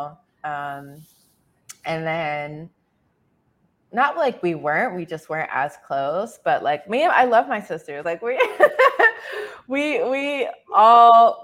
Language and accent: English; San Antonio, Texas, United States; I was born and raised in San Antonio, Texas